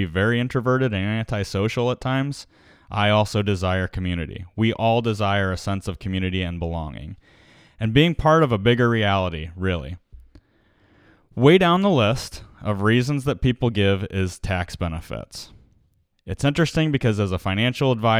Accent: United States

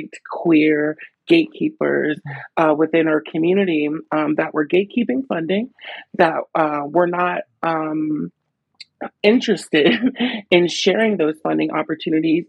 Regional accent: Pittsburgh, Pennsylvania, United States; So I'm a Pittsburgh native. I was born in Homewood. I grew up in Homewood.

